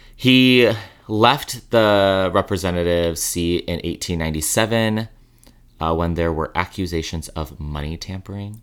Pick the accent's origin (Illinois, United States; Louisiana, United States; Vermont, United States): Illinois, United States; Chicago; now in New York City, United States; Growing up in Chicago